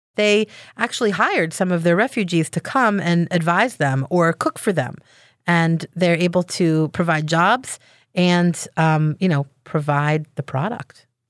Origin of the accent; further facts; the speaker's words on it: Israel; now in Philadelphia, United States; I was born in Israel